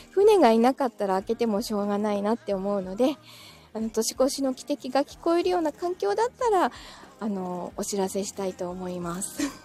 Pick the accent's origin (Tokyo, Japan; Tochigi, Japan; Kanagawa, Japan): Kanagawa, Japan; Yokohama; 自分は、横浜生まれだしね。いい横浜に住んでるでしょ